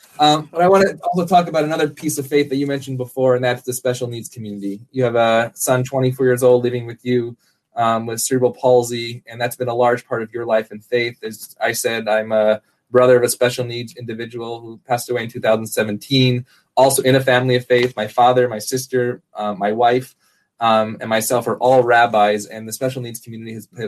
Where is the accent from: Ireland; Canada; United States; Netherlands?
United States; Syracuse, New York; Growing up in Syracuse